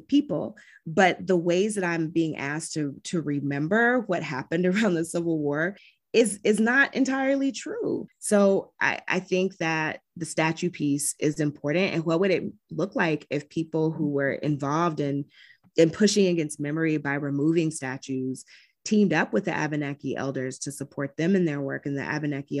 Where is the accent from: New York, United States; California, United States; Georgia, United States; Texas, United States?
Georgia, United States; moved away; my home state of Georgia